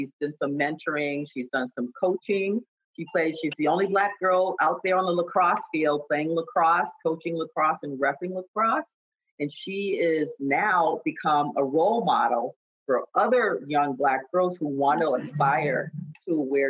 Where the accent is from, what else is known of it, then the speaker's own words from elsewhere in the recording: Boston, Massachusetts, United States; I grew up in Boston